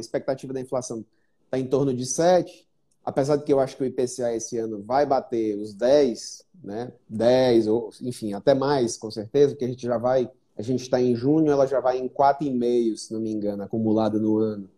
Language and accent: Portuguese; Fortaleza, Ceará, Brazil; eu sou de Fortaleza, nasci aqui e fiquei a grande parte da minha vida aqui